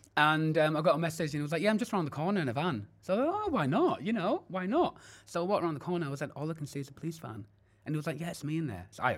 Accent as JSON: {"language": "English", "town": "Keighley", "region": "Yorkshire and the Humber", "country": "United Kingdom", "said": "Back in the Bradford days, Keithley to be precise."}